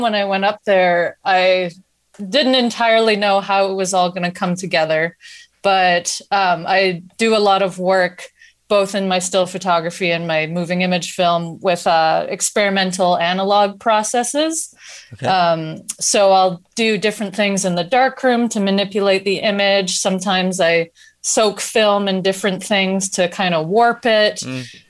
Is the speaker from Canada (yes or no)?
yes; Canada; I'm from the South. I have a settler background